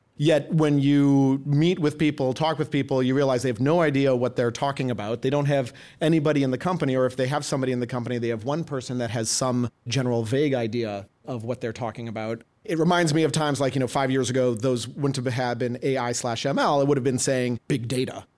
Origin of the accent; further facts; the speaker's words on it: Madison, Wisconsin, United States; I grew up in the Midwest in, uh, Madison, Wisconsin